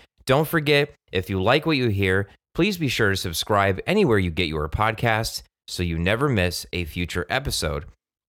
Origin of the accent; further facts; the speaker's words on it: Newtown, Connecticut, United States; my hometown of Newtown, Connecticut